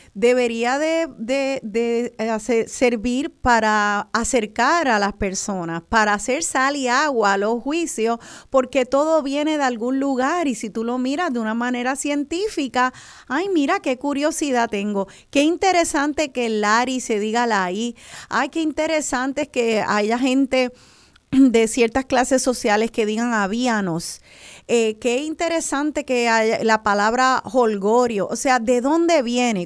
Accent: Puerto Rico; nosotros los boricuas

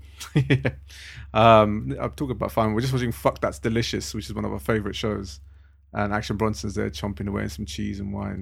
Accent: London, United Kingdom; also born or lived in Harrow; I was, uh, born and raised in Southall.

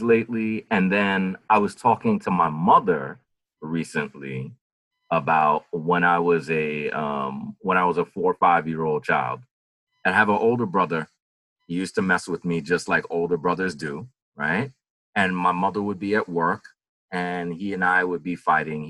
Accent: New York, United States; now in Atlanta, United States; I'm actually from New York. I live in Atlanta, Georgia.

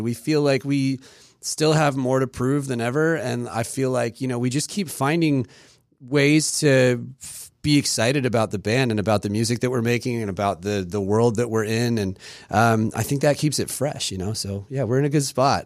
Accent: Maryland, United States; also born or lived in England; we moved to Maryland. We came straight to Maryland, and, um, it was for my dad's job

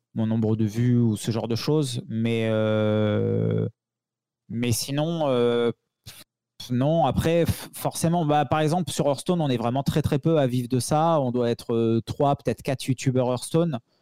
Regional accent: the South, southern France, France; je suis un gars du Sud

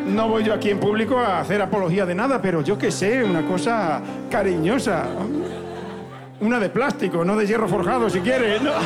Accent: Zafra, Extremadura, Spain; en mi pueblo hay unas sartenes que flipan

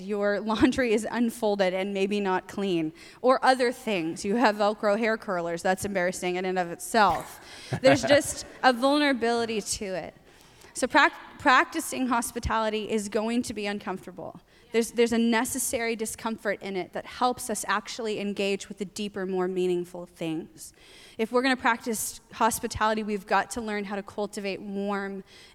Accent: the South, United States; moved away as an adult; now in Portland, United States; I grew up in the South.

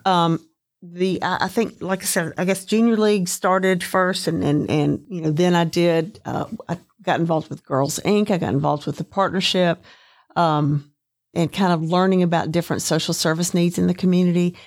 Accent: Chattanooga, Tennessee, United States; Signal was great. It was a very nice community to live

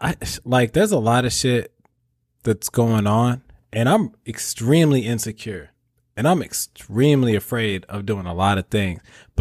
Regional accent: St. Louis, Missouri, United States; moved away as an adult; I left home at 18. I'm 31 now, but I left home at 18, like right out the door. I'm from St. Louis

